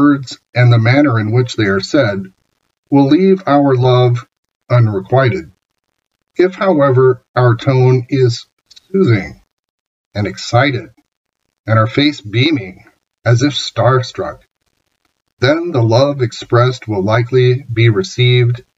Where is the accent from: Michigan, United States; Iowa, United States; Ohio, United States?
Iowa, United States; I'm from Iowa after all